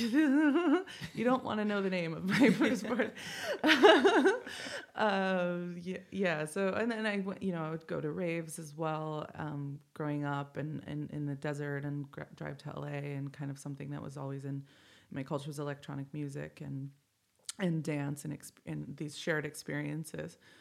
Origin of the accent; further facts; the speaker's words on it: Indio, California, United States; I grew up in the Coachella Valley. I, I went to high school in Indio, um, in La Quinta area